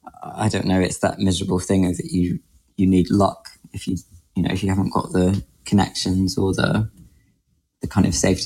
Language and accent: English; Grimsby, Yorkshire and the Humber, United Kingdom; moved away as an adult; also born or lived in London; now in Tokyo, Japan; So I grew up in Grimsby